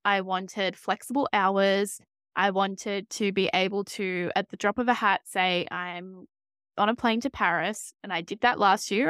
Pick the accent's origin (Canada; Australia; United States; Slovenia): Australia; as you can probably tell from my voice, I am from Australia